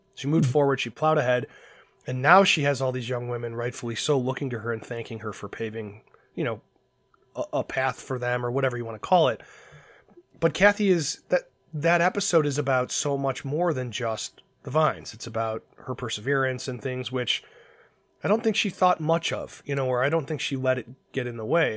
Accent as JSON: {"language": "English", "town": "Cleveland", "region": "Ohio", "country": "United States", "said": "I'm from Cleveland, Ohio"}